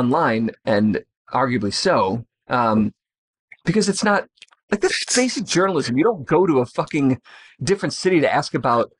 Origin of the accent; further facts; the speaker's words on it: Chicago, Illinois, United States; if you're from Chicago, like, we don't do that.